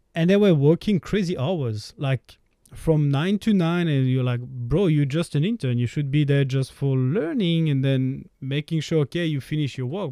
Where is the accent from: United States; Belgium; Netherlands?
Belgium; I'm from Belgium